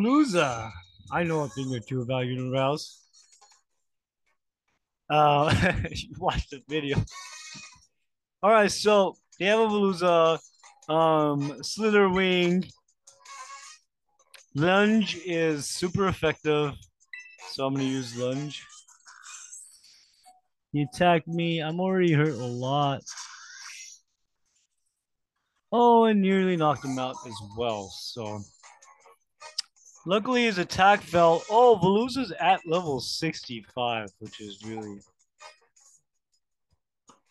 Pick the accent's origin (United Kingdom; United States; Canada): United States; I'm American